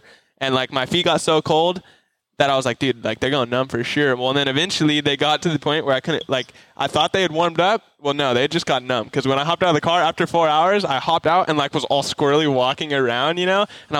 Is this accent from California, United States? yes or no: yes; California, United States; I'm from California. I'm not used to cold.